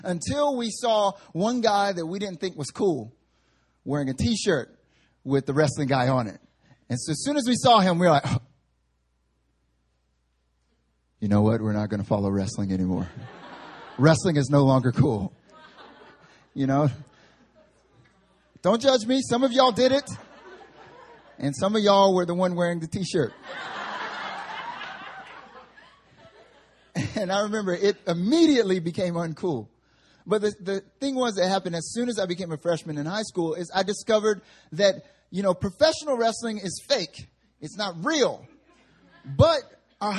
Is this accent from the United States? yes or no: yes; the South, United States; now in Seoul, South Korea; Growing up in the South